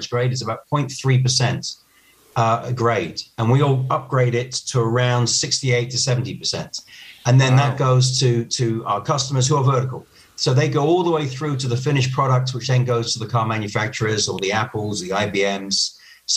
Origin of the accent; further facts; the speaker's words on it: United Kingdom; now in Spain; I'm originally from the United Kingdom